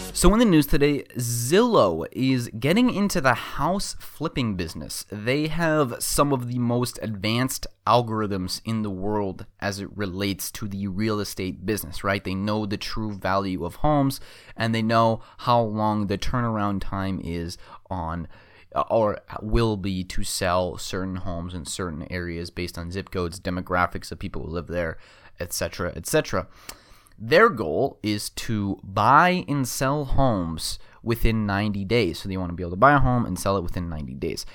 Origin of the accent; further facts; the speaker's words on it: Phoenix, Arizona, United States; my hometown of Phoenix